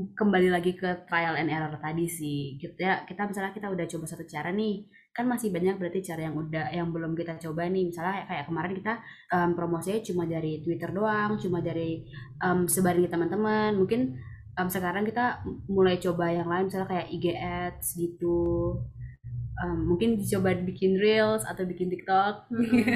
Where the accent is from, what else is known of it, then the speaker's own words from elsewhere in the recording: Balikpapan, East Kalimantan, Indonesia; rumah aku kebetulan di Balikpapan